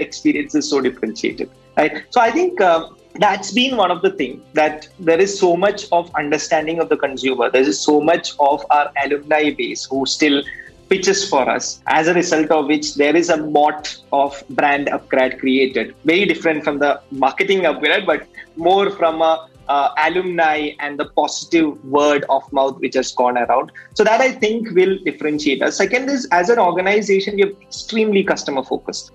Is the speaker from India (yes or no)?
yes; Kannur, Kerala, India; moved away; my hometown, which is Kannur.